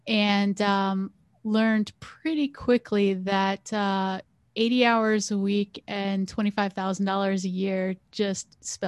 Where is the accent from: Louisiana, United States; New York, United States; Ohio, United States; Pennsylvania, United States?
Pennsylvania, United States; Bloomsburg; So I grew up on the East Coast of the United States. So I grew up in a little town called Bloomsburg, Pennsylvania.